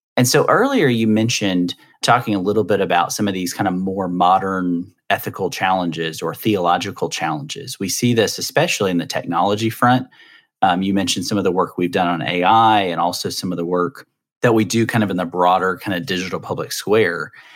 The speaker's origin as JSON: {"language": "English", "region": "the South", "country": "United States", "said": "I'm from the South, so I always say dresser"}